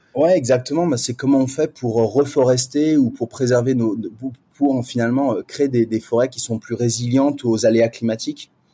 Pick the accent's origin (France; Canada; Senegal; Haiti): France; now in Singapore; en tant que Français et Française